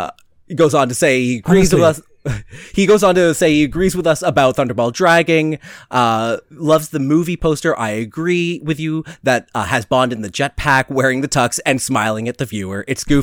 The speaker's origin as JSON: {"language": "English", "town": "Youngstown", "region": "New York", "country": "United States", "tie": "born or raised there", "said": "Oh, I grew up in Youngstown, New York, right across the lake from you and across the river from Niagara"}